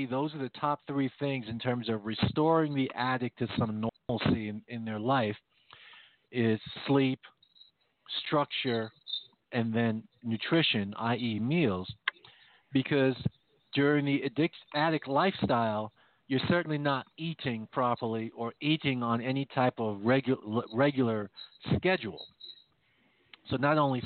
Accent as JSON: {"language": "English", "country": "Jamaica", "tie": "born or raised there", "moved": "yes", "said": "where I come from, where I was born in Jamaica"}